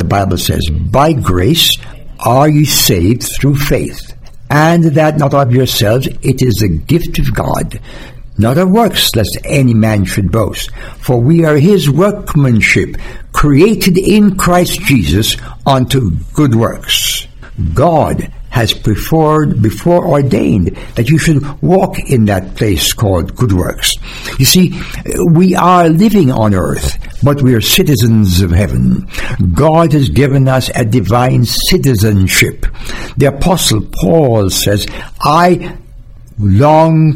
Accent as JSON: {"language": "English", "country": "Jamaica", "moved": "yes", "lives_now": "United States", "said": "as a Jamaican coming to America"}